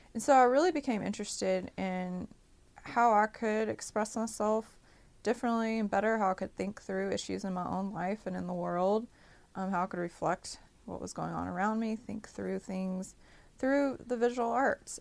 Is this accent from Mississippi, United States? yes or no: yes; Jackson, Mississippi, United States; moved away as an adult; also born or lived in New Orleans, Louisiana / Austin, Texas; So I come from Jackson, Mississippi. I grew up here and grew up all over the state.